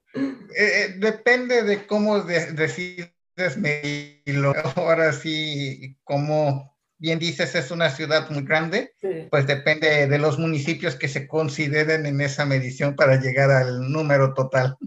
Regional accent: Guadalajara, Jalisco, Mexico; now in Sweden; yo soy de Guadalajara

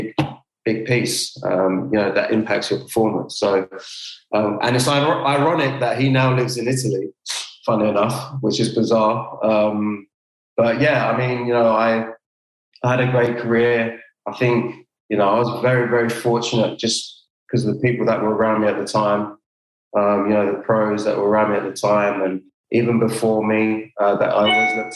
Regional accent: London, United Kingdom; moved away; also born or lived in Pontefract; me as a Londoner

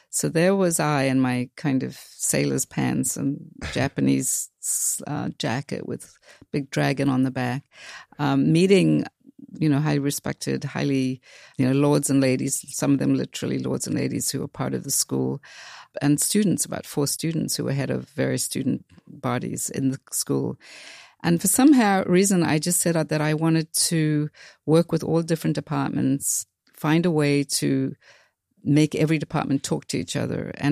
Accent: South Africa; really does come from growing up in South Africa again

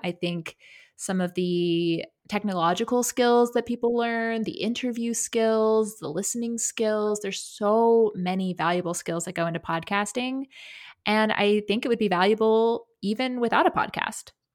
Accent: South Carolina, United States; growing up in South Carolina

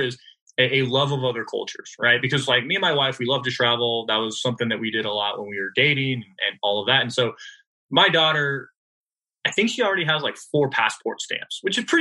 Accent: California, United States; I'm from California

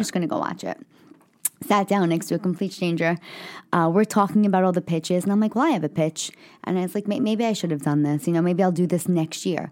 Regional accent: New York City, New York, United States; I'm a kid from the Bronx

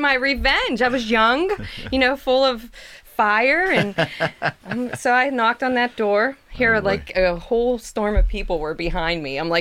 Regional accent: Pittsburgh, Pennsylvania, United States; a lot of my friends growing up in the North Side

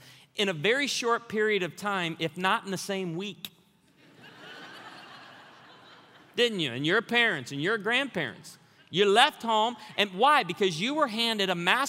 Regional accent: Branson, Missouri, United States; I'm from Branson, Missouri.

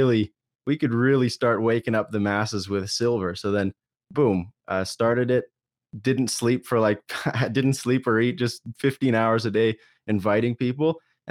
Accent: Alberta, Canada; Yeah, so I'm born and raised in Canada, good old Alberta.

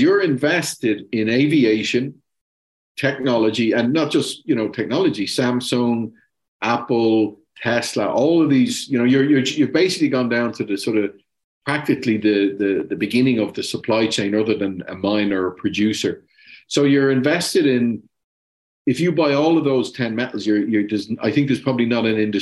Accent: Ireland; I'm Irish

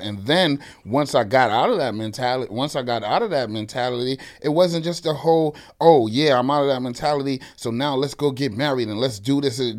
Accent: New York City, New York, United States; born and raised in the Bronx

